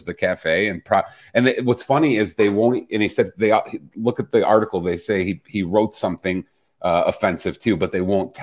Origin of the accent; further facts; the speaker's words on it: Chicago, Illinois, United States; I grew up in Chicago as a little boy with black athletes on my walls